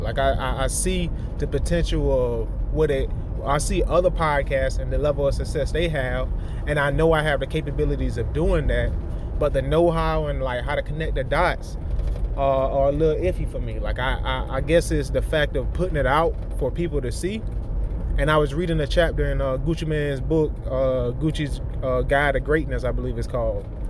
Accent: the South, United States; I'm from the South

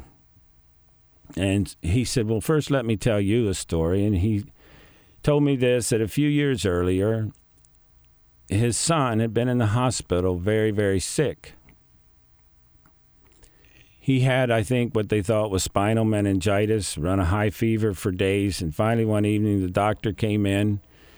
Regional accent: Greenwood, Delaware, United States; born and raised in the Mennonite community of Greenwood

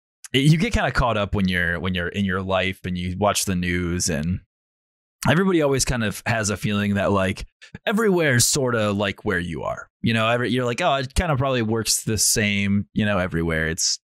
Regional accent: Fort Lewis, Washington, United States; born there; I was born in Fort Lewis, formerly, it's, you know, Joint Base McCord or whatever it is now, but I was born on Fort Lewis.

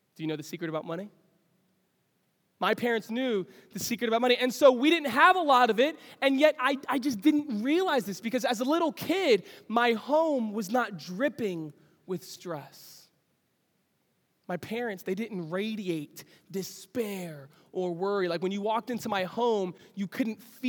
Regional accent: New York City, New York, United States; I grew up in New York City, Lower East Side of Manhattan

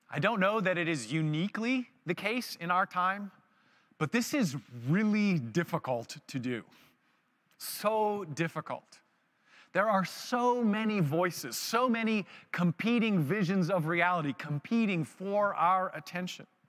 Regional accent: Vancouver, British Columbia, Canada; I was married and from Vancouver

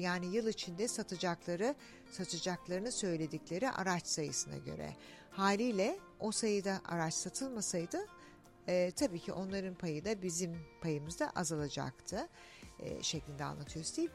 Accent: Australia; also born or lived in Turkey; ben Türk'üm tabii ki ama Avustralya'da büyüdüm.

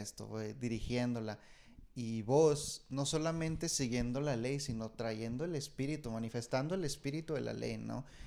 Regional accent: Ciudad Juárez, Chihuahua, Mexico; now in United States; yo soy, de, soy nacido de Juárez, pero por obra del Señor, aquí estoy, en Estados Unidos

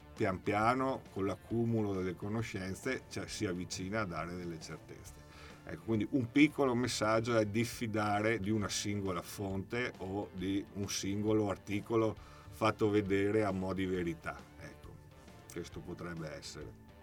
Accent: Vittorio Veneto, Veneto, Italy; io sono di Vittorio Veneto

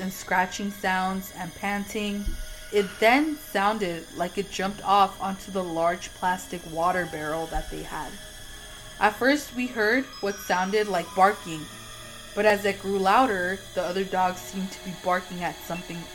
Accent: Mexico; we're from Mexico

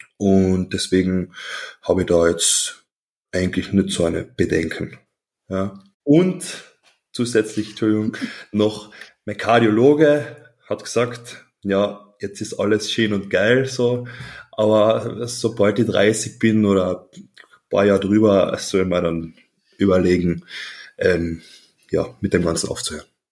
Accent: Klagenfurt, Carinthia, Austria; Ich komme aus Klagenfurt. Das ist südlich von Österreich, also ganz im Süden, wirklich sehr nah zur Grenze Italien

